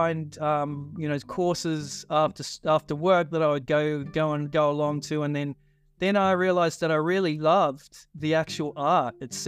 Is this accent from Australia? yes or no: no; New Zealand; when I was growing up in New Zealand